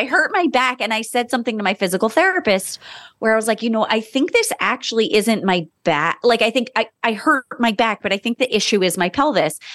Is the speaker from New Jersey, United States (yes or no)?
yes; Monmouth County, New Jersey, United States; I was born in Monmouth County, New Jersey, and was raised there